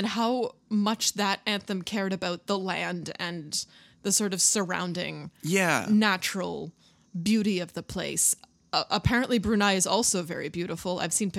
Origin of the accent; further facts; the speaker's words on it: Canada; We're Canadian, so we know all about it.